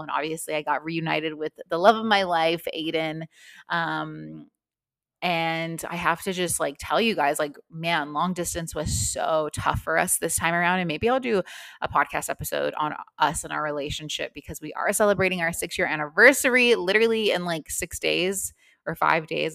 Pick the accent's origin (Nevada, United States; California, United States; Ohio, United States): Nevada, United States; Las Vegas; now in Melbourne, Australia; I am from Las Vegas